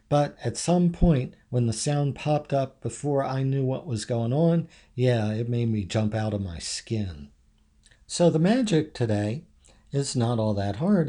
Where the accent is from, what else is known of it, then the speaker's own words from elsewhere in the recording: Havre de Grace, Maryland, United States; I grew up in Haverty Grace my whole life.